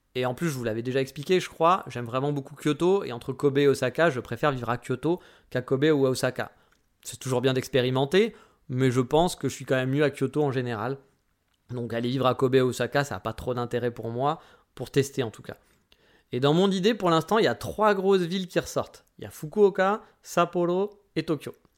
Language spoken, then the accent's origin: French; France; on pouvait rester 3 mois en tant que Français